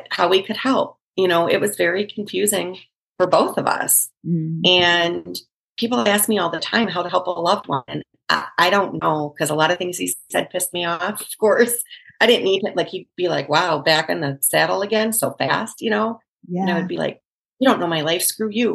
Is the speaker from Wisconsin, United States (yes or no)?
yes; Wisconsin, United States; moved away as an adult; also born or lived in Chicago area; I was born and raised in Wisconsin